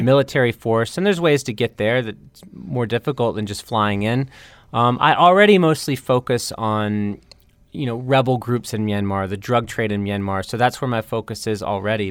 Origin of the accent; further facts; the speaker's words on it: North Carolina, United States; moved away as an adult; now in Bangkok, Thailand; my home state of North Carolina